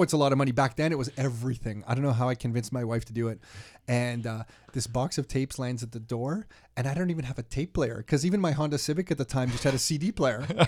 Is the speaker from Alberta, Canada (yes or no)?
no; Mississauga, Ontario, Canada; I grew up in Mississauga